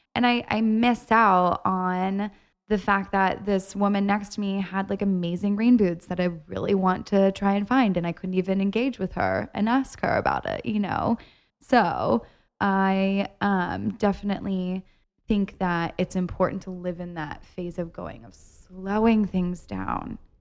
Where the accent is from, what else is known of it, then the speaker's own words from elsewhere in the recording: Ohio, United States; moved away; I went home this weekend to see my family in Ohio